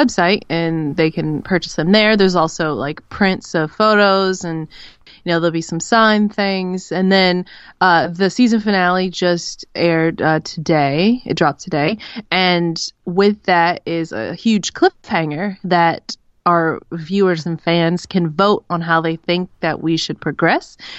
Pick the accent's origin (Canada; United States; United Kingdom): United States; Los Angeles, California; moved away; growing up in Los Angeles when I was a kid